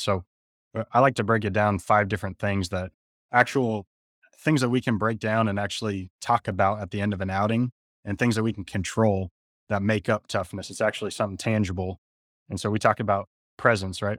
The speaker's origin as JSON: {"language": "English", "town": "San Jose", "region": "California", "country": "United States", "tie": "born or raised there", "said": "I grew up in San Jose, California, played at San Jose State"}